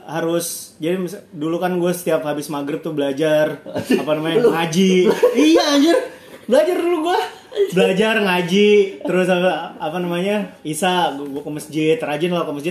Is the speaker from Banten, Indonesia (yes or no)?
no; Jakarta, Indonesia; nah untungnya ada satu temen gue anak Jakarta juga si Edo.